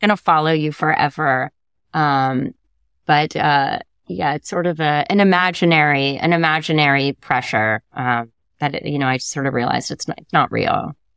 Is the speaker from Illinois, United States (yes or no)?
no; Connecticut, United States; I grew up in Connecticut